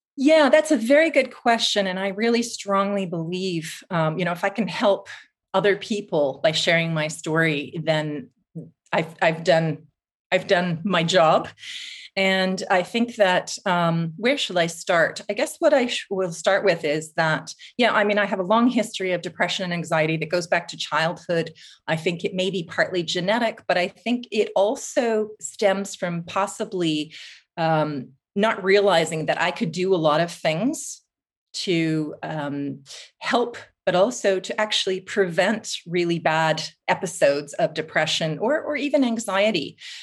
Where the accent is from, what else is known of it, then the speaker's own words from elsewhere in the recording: Vancouver, British Columbia, Canada; moved away as an adult; also born or lived in Toronto / United Kingdom / New Zealand; now in Finland; I grew up in Vancouver on the West Coast